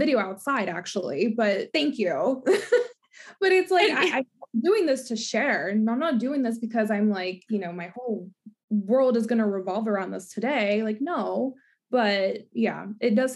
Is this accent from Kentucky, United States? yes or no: yes; Kentucky, United States; I grew up in Kentucky